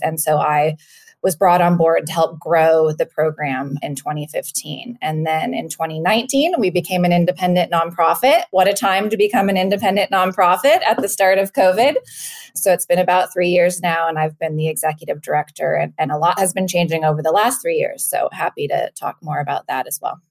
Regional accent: Napa Valley, California, United States; moved away as an adult; also born or lived in Washington, D.C.; I'm from the Napa Valley originally

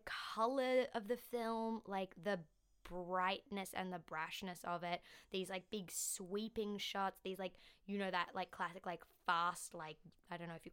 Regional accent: Australia; As an Australian

